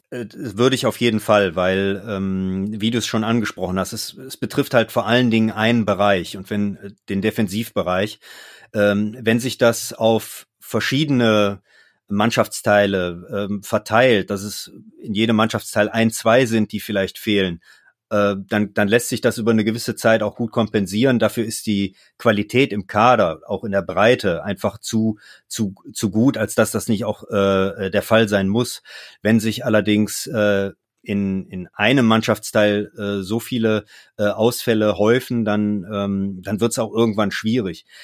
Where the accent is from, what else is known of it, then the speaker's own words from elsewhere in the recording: Mönchengladbach, North Rhine-Westphalia, Germany; bin ja gebürtiger Gladbacher und äh, dann wächst man natürlich auch mit dem Verein auf